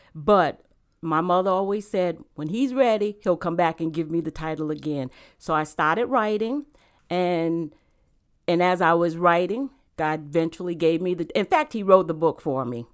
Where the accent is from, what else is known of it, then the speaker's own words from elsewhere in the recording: Rhode Island, United States; moved away as an adult; also born or lived in South Carolina / Virginia; now in North Carolina, United States; I actually grew up in Rhode Island. Um, I was born in South Carolina, but I, I w, I, we moved to Rhode Island when I was a baby, and I actually grew up in Rhode Island.